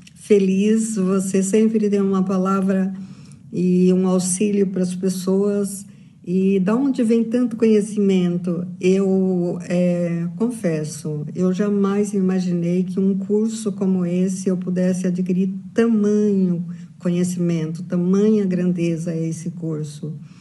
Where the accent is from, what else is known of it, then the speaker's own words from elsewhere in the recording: São Bernardo do Campo, São Paulo, Brazil; faço curso de naturopatia clínica funcional e sou de São Bernardo do Campo